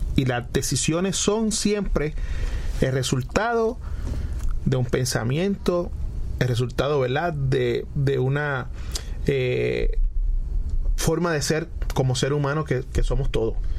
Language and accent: Spanish; Puerto Rico; yo siempre voy a ser puertorriqueño antes que cualquier otra cosa